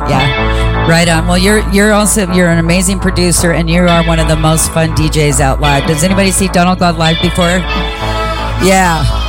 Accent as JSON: {"language": "English", "town": "Seattle", "region": "Washington", "country": "United States", "tie": "born or raised there", "said": "I'm also from Seattle. My brother and I were born there."}